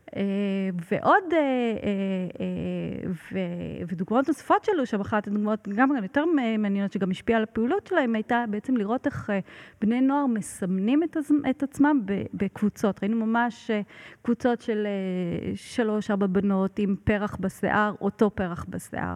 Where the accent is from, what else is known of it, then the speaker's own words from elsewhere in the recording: Israel; moved away as an adult; also born or lived in Italy; שהגעתי מישראל